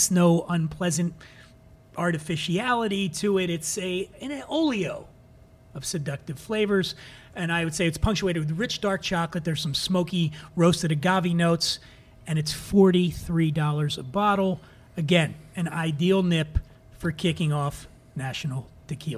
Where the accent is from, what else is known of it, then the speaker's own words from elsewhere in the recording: Philadelphia, Pennsylvania, United States; now in Venice Beach, United States; I was born and raised in Philadelphia